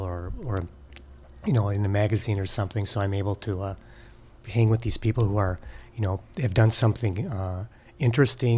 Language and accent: English; Green Bay, Wisconsin, United States; moved away as an adult; also born or lived in Rochester, New York / Los Angeles / San Francisco; I grew up there